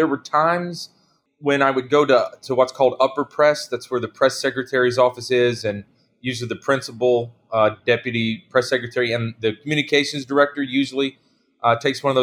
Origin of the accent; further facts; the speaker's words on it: North Carolina, United States; my home state of North Carolina